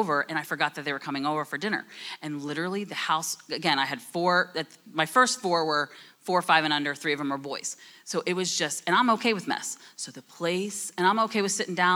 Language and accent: English; New Jersey, United States; I'm from New Jersey. I talk fast.